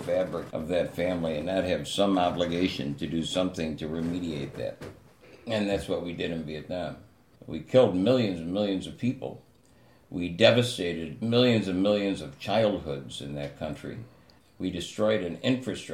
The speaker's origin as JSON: {"language": "English", "town": "Buffalo", "region": "New York", "country": "United States", "tie": "born or raised there", "said": "I was born and raised in South Buffalo"}